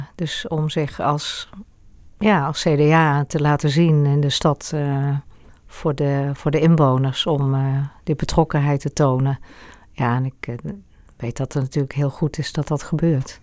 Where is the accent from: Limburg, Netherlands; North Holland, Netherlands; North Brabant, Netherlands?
North Brabant, Netherlands; Eindhoven; moved away as an adult; also born or lived in Amersfoort; now in Hoogland, Netherlands; Ik ben geboren in Eindhoven